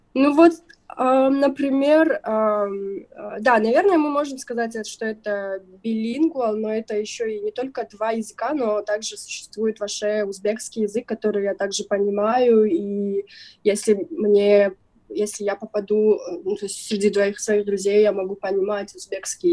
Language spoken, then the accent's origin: Russian; southern Kyrgyzstan, Kyrgyzstan; я из юга Кыргызстана выросла, родилась и выросла там, отучилась